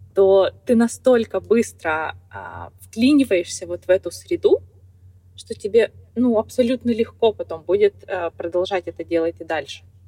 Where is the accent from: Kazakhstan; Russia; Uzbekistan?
Kazakhstan; moved away as an adult; now in United States; в моей стране, в Казахстане, угу. я из Казахстана, из небольшого городка